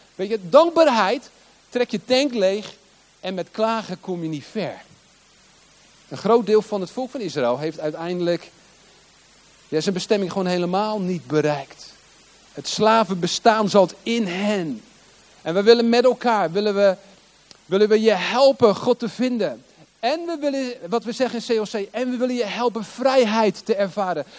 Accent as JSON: {"language": "Dutch", "town": "Hoek van Holland", "region": "South Holland", "country": "Netherlands", "tie": "born or raised there", "also_born_or_lived": "Rotterdam / The Hague", "moved": "as an adult", "lives_now": "Limburg, Netherlands", "said": "ik ben geboren in Rotterdam. Ik ben geboren in Ommoord. In een flat in Ommoord. En eh, vervolgens verhuisden wij naar De Hoek. Hoek van Holland. En ik, heb, ik heb in Den Haag op school gezeten."}